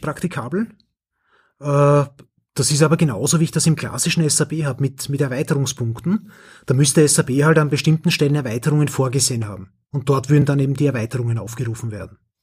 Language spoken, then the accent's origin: German; Austria; accent: Austrian; mein österreichischer Akzent